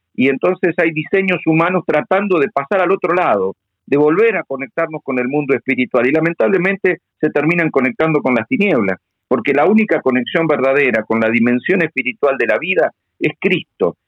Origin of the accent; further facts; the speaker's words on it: Argentina; yo soy un ciudadano argentino